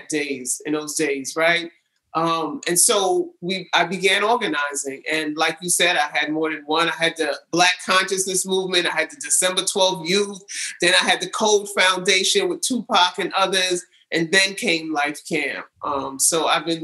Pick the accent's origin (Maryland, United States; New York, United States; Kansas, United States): New York, United States; New York City; also born or lived in California; I was born in California and I was raised in New York City, fully raised in New York City